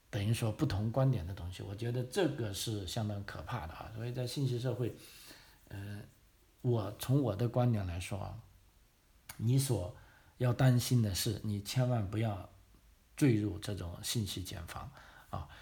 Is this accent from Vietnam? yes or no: no; China; now in Australia; 我们中国人